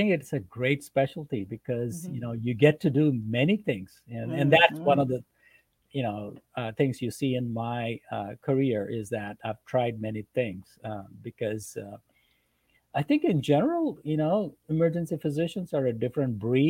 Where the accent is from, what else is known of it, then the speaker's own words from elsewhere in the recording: India; moved away; So I grew up in India. My parents are Indian.